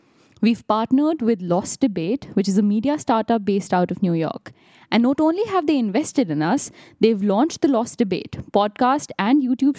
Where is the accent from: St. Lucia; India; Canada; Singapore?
India; moved away; I think from growing up in India